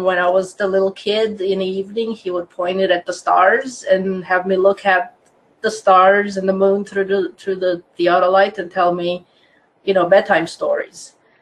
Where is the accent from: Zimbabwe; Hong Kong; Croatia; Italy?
Croatia; English is a second language; moved away as an adult; now in Orange County, United States; I am originally from Croatia, which used to be part of old communist Yugoslavia